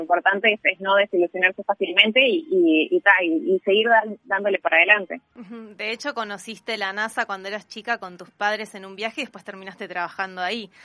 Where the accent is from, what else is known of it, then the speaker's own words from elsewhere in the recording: Uruguay; moved away as an adult; now in Singapore; yo cuando crecí acá en Uruguay